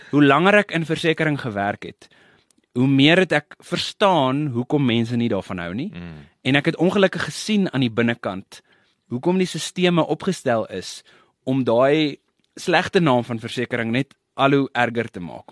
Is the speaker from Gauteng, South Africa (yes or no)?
yes; Pretoria, Gauteng, South Africa; Ek het uh groot geword en gebore, groot geword, geswat daar in Pretoria